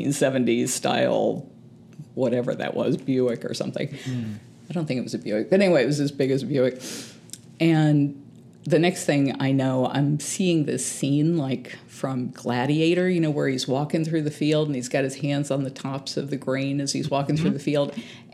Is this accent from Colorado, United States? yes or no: no; San Antonio, Texas, United States; born there; I was born in San Antonio, Texas, but we were driving through San Antonio, Florida.